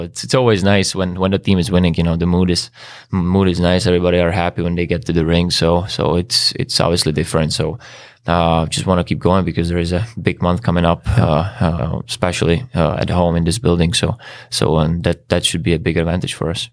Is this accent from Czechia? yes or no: yes; Czechia; English is a second language; moved away as an adult; also born or lived in Switzerland; now in Chicago, United States; like thirty-five minutes from, from my hometown